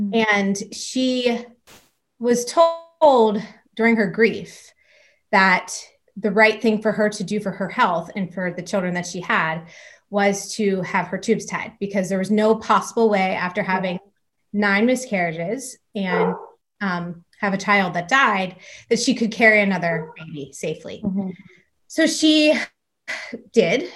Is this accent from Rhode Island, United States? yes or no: no; Pittsburgh, Pennsylvania, United States; I'm from Pittsburgh, Pennsylvania, and I'm a mom of 5 kids